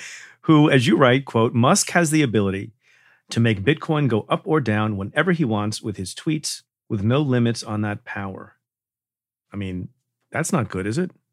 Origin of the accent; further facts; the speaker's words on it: New York, United States; my home state of New York